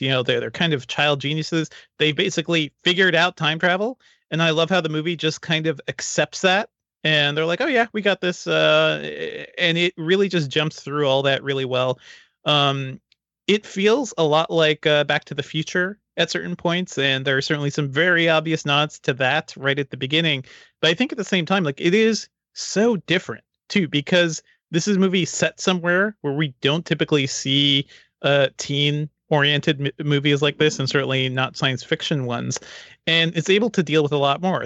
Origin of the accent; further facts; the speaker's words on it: Guyana; now in United States; Guyana, my home country